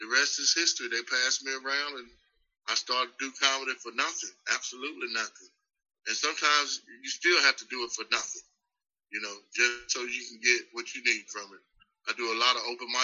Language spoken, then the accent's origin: English; Roxboro, North Carolina, United States; I'm from a little small town outside of Durham. North, going towards Virginia, called Roxboro